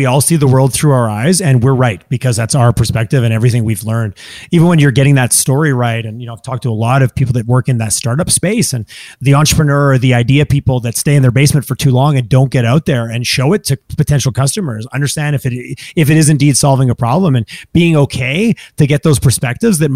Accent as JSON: {"language": "English", "town": "Montreal", "region": "Quebec", "country": "Canada", "tie": "born or raised there", "moved": "yes", "lives_now": "Edmonton, Canada", "said": "I'm growing up in Montreal."}